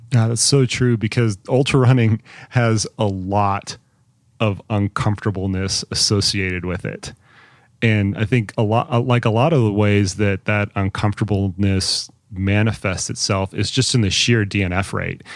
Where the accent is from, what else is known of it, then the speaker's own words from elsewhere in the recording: Colorado Springs, Colorado, United States; my hometown, in Colorado Springs